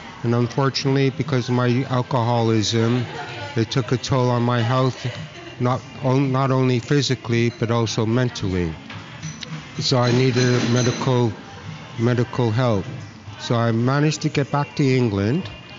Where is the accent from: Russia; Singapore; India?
Singapore; also born or lived in Philippines / Canada; So I was taken away from Canada. And I was put in, we moved to Singapore and the Philippines. And then, so I grew up in Singapore and the Philippines.